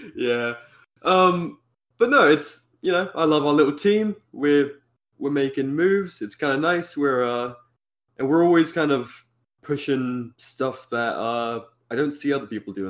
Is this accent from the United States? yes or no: no; United Kingdom; being British